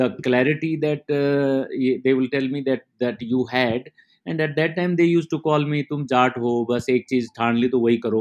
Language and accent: English; Mandola, Haryana, India; moved away; I come from a very small rural agricultural part of India, and Haryana is a small village called Mandola. And while growing up, I did all the agricultural work